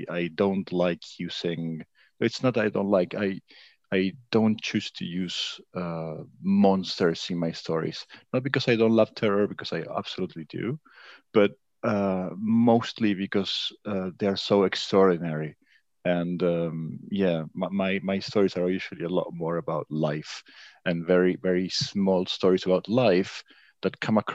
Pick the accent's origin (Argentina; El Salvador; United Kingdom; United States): Argentina; Buenos Aires; moved away as an adult; now in Paris, France; I'm living in Paris now. I'm originally from Buenos Aires, Argentina.